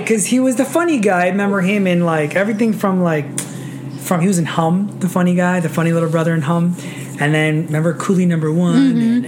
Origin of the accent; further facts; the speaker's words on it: Roslyn, New York, United States; also born or lived in Queens, New York; I was born in Queens, but I moved to Roslyn when I was five, and then stayed in Nassau County from then.